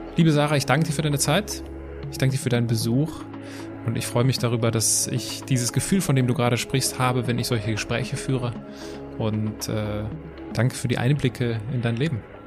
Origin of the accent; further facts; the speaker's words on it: Altenkirchen, Germany; da wo ich herkomme, in Altenkirchen